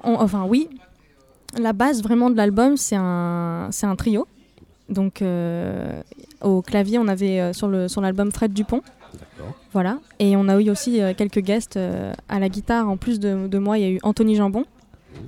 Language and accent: French; Cannes, Provence-Alpes-Côte d'Azur, France; moved away as an adult; now in Paris, France; je suis euh, originaire du sud de la France, exactement de Cannes